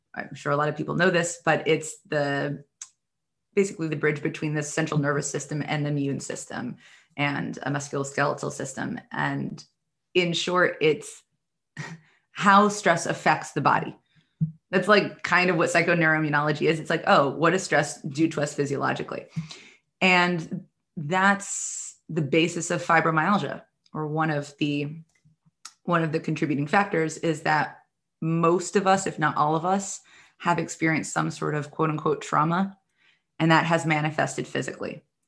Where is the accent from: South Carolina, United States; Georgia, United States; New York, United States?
New York, United States; New York City; I'm from the New York City area